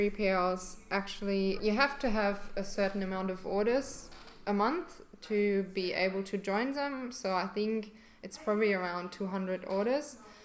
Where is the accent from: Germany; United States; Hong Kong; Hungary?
Germany; English is a second language; now in Perth, Australia; And originally I came to Perth from Germany 3 years ago